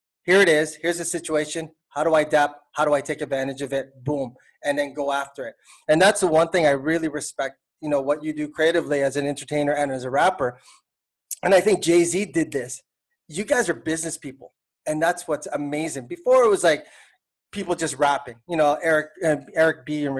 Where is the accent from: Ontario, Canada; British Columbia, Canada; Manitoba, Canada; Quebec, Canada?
Ontario, Canada; Toronto; now in Philippines; I'm from Toronto